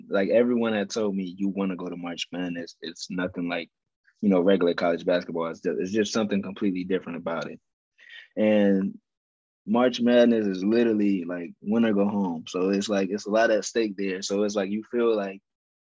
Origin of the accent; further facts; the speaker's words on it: Atlanta, Georgia, United States; moved away as an adult; I was in my home state, Atlanta, Georgia